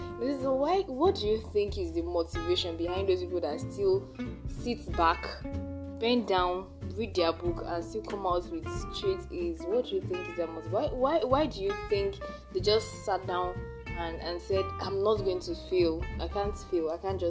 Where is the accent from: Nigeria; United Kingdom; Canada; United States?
Nigeria; as a Nigerian student, we have been through a lot.